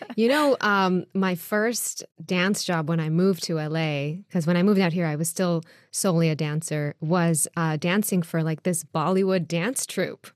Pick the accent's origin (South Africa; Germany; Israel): Israel; moved away; also born or lived in New York; I was born and raised in Israel